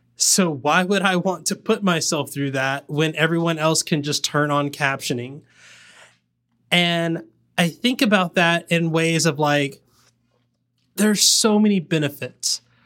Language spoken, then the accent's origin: English; the South, United States; I'm from the South